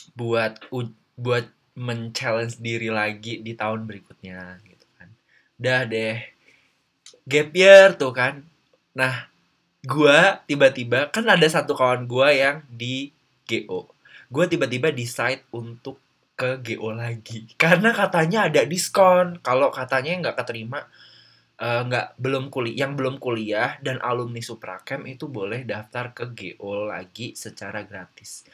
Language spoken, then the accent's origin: Indonesian; East Lampung, Indonesia; moved away as an adult; also born or lived in Metro / Bandung; gue asli Lampung Timur